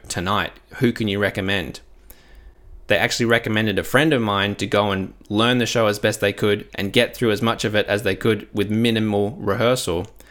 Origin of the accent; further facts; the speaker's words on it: Adelaide, South Australia, Australia; in my hometown of Adelaide